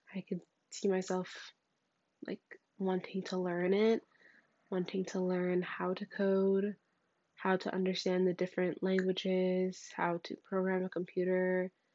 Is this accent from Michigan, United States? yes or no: no; near Newark, New Jersey, United States; moved away; back when I was in my hometown, uh, that was close to Newark